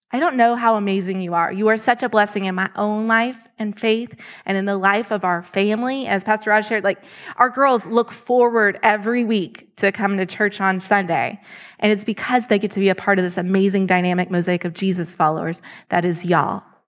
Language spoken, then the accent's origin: English; Lexington, Kentucky, United States; moved away as an adult; now in Ohio, United States; I was in Lexington, Kentucky. That was my hometown.